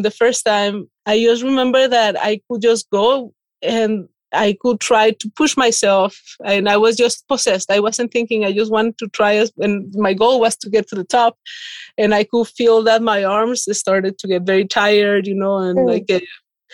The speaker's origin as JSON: {"language": "English", "country": "Mexico", "moved": "as an adult", "lives_now": "Saint-Léger, France", "said": "I'm originally from Mexico"}